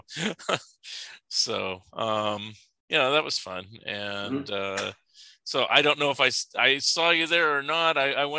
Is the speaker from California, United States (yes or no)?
yes; California, United States; moved away as an adult; also born or lived in Eugene, Oregon; now in Springfield, United States; I'm from California